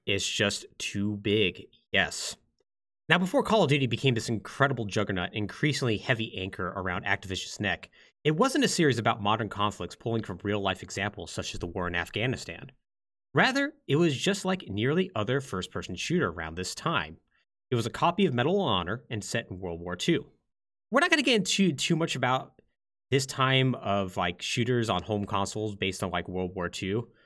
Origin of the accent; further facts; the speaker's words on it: Texas, United States; I'm from Texas, so, ah. and I come from a military family